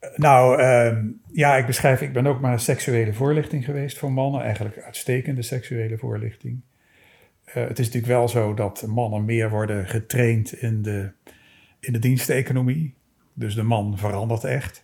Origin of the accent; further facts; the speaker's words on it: Maastricht, Limburg, Netherlands; ik ben in Maastricht opgegroeid